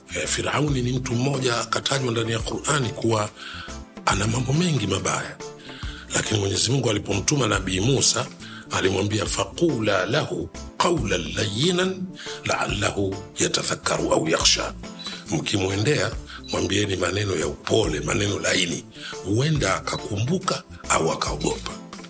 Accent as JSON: {"language": "Swahili", "area": "Rufiji", "region": "Pwani", "country": "Tanzania", "tie": "born or raised there", "said": "mimi nimezaliwa Rufiji eh, eh, Rufiji ni wilaya katika mkoa wa Pwani"}